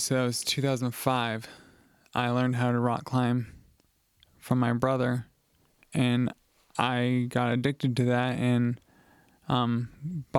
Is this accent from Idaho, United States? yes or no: yes; Coeur d'Alene, Idaho, United States; So, yeah, I grew up in Coeur d'Alene